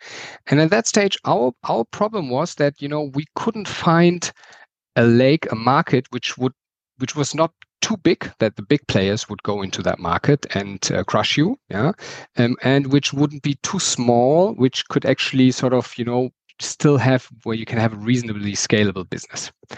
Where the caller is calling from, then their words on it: Berlin, Germany; English is a second language; sorry for my accent. I'm calling in from Berlin in Germany.